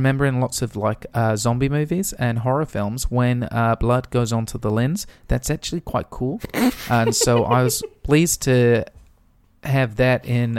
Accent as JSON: {"language": "English", "town": "Swindon", "region": "South West England", "country": "United Kingdom", "said": "if you could tell me why you insist on thinking that I'm from New Zealand when I have told you multiple times that I am from Swindon."}